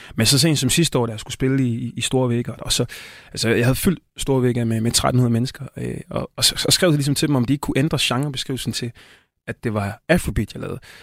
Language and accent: Danish; Tanzania; now in Denmark; Østafrika, Tanzania, hvor jeg kommer fra